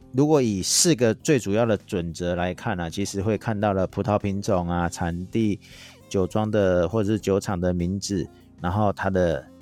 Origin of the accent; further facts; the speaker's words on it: Taiwan; accent: Taiwanese Mandarin; 像我这种台湾国语的